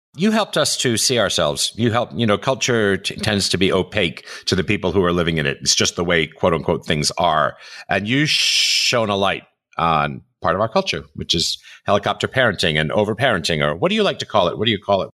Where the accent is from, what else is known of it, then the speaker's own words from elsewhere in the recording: New York City, New York, United States; I grew up in New York City, I grew up in Manhattan